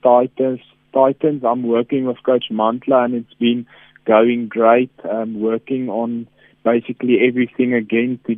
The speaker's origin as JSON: {"language": "English", "country": "South Africa", "tie": "born or raised there", "said": "I think I'm a true South African"}